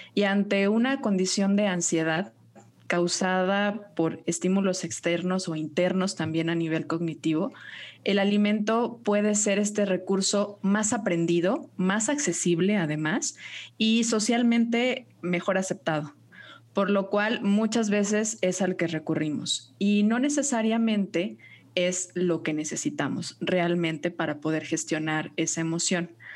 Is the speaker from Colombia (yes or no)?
no; Guadalajara, Jalisco, Mexico; nutrióloga tapatía